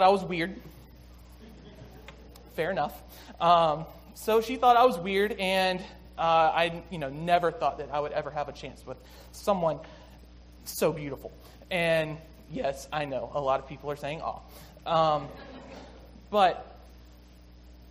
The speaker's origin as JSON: {"language": "English", "town": "Six Mile", "region": "South Carolina", "country": "United States", "tie": "born or raised there", "moved": "yes", "said": "I grew up in South Carolina, like I said, in a small town of 6 Mile"}